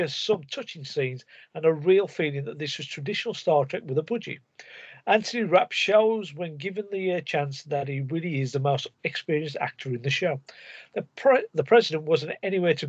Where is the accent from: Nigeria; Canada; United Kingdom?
United Kingdom; We're British